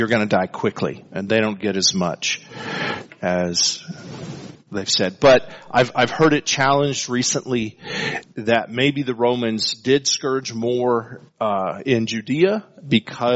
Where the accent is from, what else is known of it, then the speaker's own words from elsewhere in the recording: El Paso, Texas, United States; growing up in El Paso during the 70s